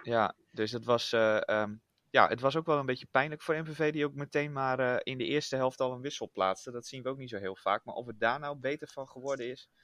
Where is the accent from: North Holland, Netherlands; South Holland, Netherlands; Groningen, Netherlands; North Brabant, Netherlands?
Groningen, Netherlands; ik kom dan niet uit Friesland officieel, maar uit Groningen